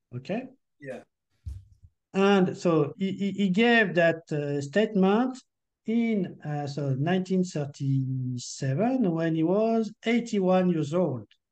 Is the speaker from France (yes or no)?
yes; France; accent: French; English is a second language